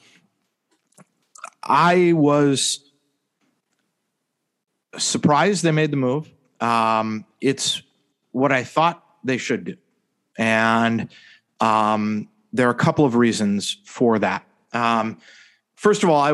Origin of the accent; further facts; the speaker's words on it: United States; I grew up playing soccer in the United States